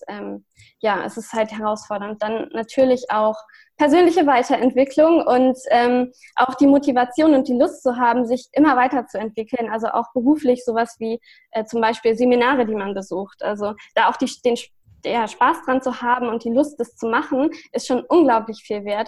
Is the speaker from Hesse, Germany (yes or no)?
no; Lüneburg, Lower Saxony, Germany; also born or lived in Hamburg; ich komme ja aus Lüneburg und ich wohne derzeit auch wieder in Lüneburg